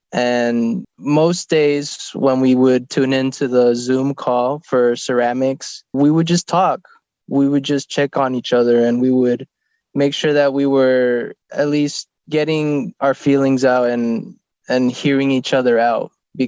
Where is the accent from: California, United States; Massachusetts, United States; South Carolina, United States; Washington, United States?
California, United States; San Ysidro; I'm from San Isidro.